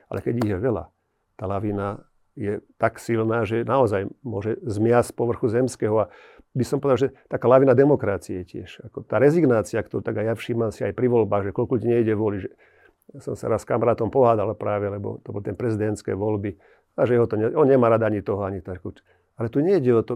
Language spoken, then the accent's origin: Slovak; Slovakia